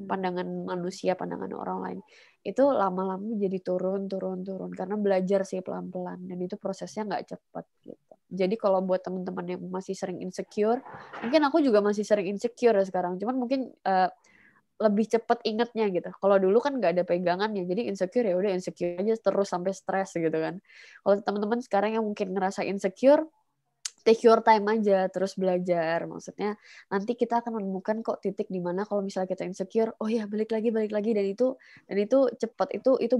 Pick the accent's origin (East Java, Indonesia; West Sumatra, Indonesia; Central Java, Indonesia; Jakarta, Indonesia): Jakarta, Indonesia; born there; also born or lived in Surabaya; Surabaya ngikut ngikut keluarga karena waktu itu keluarga pindah di Surabaya terus balik lagi ke Jakarta aku lahir di Jakarta